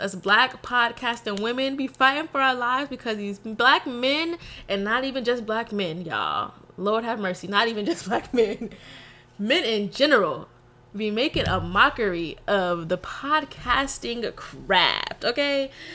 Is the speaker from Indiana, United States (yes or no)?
no; Texas, United States; also born or lived in New Orleans; I'm from Texas. I rep Texas to the day I die. Very much a Texas girl through and through